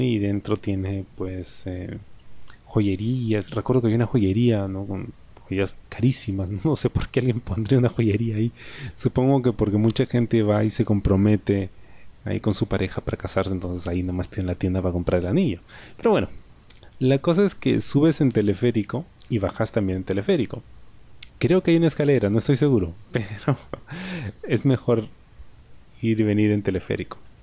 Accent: Peru; soy de acá, soy de Perú

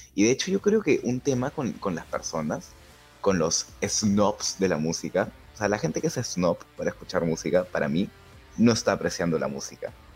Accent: Lima, Peru; no soy un blanco, limeño blanco normal

